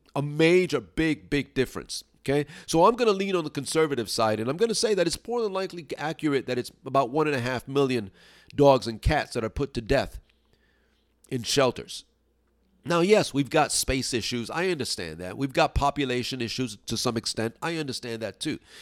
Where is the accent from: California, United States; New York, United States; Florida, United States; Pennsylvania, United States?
New York, United States; New York City; now in upstate New York, United States; I'm originally from New York City, Brooklyn, actually. And I'm now living in upstate New York